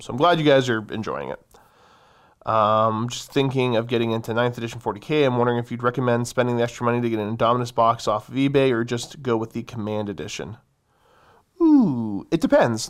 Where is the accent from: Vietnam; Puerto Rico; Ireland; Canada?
Canada; I am a firearms enthusiast of the Great North.